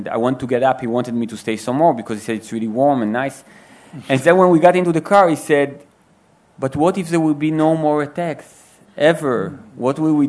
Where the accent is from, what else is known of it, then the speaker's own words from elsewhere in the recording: Israel; English is a second language; I was born in Israel and I was raised in Israel, but my parents immigrated.